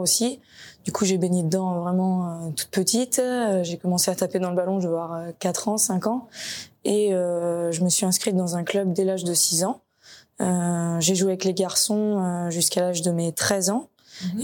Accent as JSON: {"language": "French", "town": "Nantes", "region": "Pays de la Loire", "country": "France", "said": "je suis originaire de Nantes"}